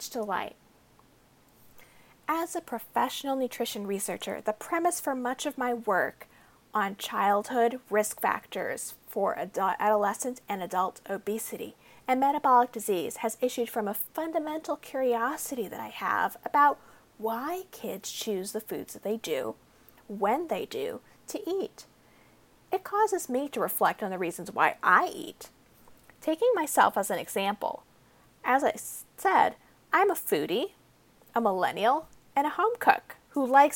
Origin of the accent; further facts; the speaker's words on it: United States; I grew up in America